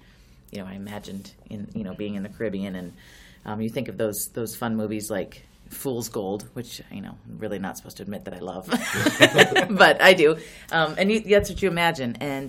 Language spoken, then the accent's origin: English; Montana, United States; moved away as an adult; also born or lived in the West; now in Alpena, United States; I'm from Montana, so I was living in Montana.